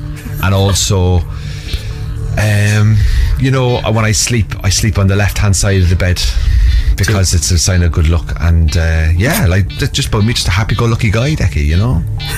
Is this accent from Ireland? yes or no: yes; Cork, Munster, Ireland; Well, see, I'm from Cork now, Dave, so, you know, we're a bit of rivalry